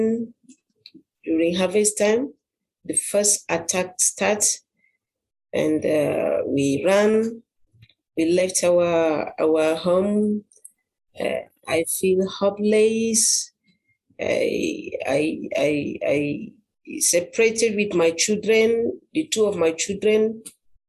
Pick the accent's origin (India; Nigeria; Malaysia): Nigeria; Adamawa; from Nigeria. I'm from Adamawa State